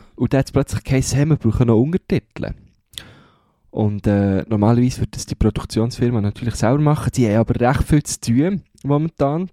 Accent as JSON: {"language": "German", "country": "Switzerland", "accent": "Swiss German (Mundart)", "first_language": "Swiss German", "said": "meine, meine erste Sprache wird weiterhin Mundart sein"}